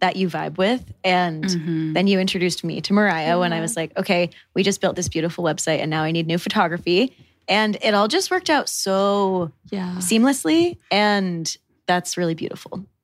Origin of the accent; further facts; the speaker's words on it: Connecticut, United States; moved away; also born or lived in New York City; I was born and raised in New England, so very, very rural town in Connecticut, literally population 8,000